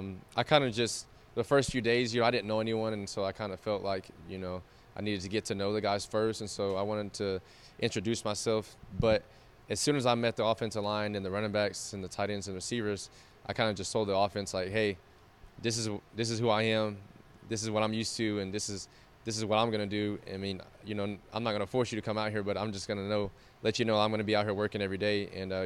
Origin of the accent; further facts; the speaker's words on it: Oklahoma, United States; I grew up in Oklahoma, and you've lived there before too. So it's the Midwest, it's the Great Plains.